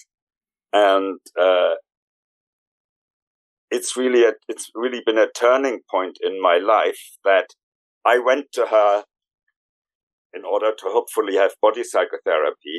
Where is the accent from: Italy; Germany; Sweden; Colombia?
Germany; moved away as an adult; now in London, United Kingdom; I was born originally in Germany, and in my late 20s, early 30s, I emigrated into this country